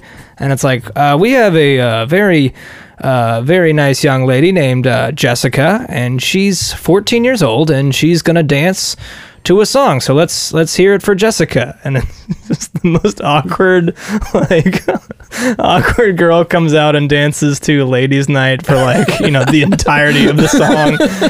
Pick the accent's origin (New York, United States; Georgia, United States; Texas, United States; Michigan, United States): Texas, United States; Dallas; And we're like, ah, we're from Dallas.